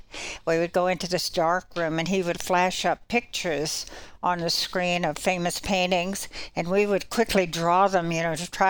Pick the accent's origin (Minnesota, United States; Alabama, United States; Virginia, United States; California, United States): Virginia, United States; Richmond; moved away; also born or lived in North Carolina / Ohio; I was born in Richmond, Virginia, and grew up there. Went to school in North Carolina, a little girls' school, and studied art there.